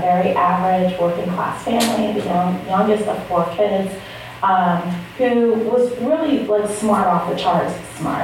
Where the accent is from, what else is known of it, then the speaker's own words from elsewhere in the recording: New York City, New York, United States; I grew up in the Bronx